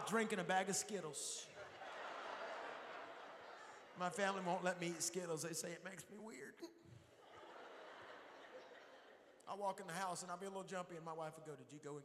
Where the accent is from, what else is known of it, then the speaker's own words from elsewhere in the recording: Texas, United States; I'm from Texas